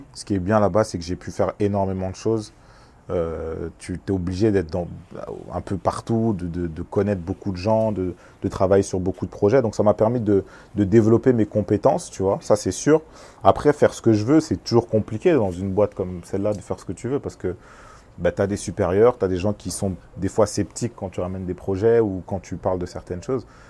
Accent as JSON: {"language": "French", "country": "France", "tie": "born or raised there", "said": "Je suis né en France, mais, mais j'ai toujours été proche de, de, mon pays, de ma culture euh, congolaise"}